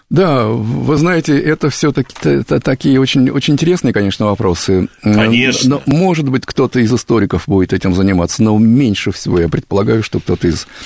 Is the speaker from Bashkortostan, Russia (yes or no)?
no; Kupavna, Moscow Oblast, Russia; я сам из Подмосковья, из Купавны.